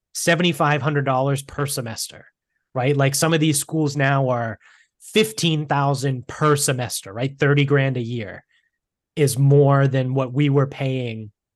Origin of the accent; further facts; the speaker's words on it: Medford, Massachusetts, United States; where we grew up in Medford